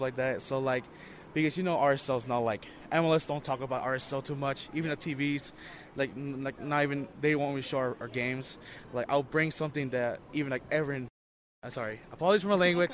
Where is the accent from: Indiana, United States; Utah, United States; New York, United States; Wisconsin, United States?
Utah, United States; Salt Lake City; I was born and raised in Salt Lake, but in my heart, I'm Peruvian